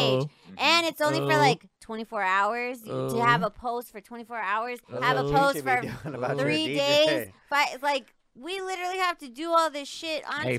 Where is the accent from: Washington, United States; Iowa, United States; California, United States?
California, United States; Riverside; I'm from Riverside